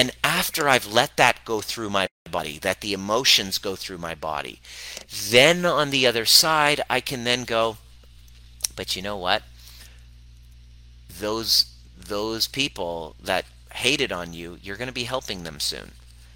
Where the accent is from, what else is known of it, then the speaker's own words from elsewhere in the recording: Canada; growing up in Canada